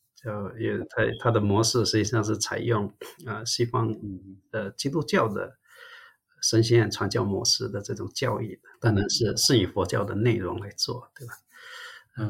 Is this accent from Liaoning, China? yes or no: no; Zhangzhou, Fujian, China; moved away as an adult; also born or lived in Shantou, Guangdong, China; now in United States; 我的家乡漳州是接近潮州的，跟汕头，澄海，所以，呃，实际上我也讲潮州话。那当然后来，呃，我们家也在汕头那边住